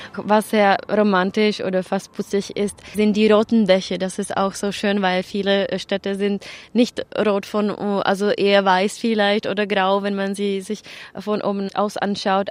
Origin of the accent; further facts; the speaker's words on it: Czechia; aber ich bin gebürtige Tschechin.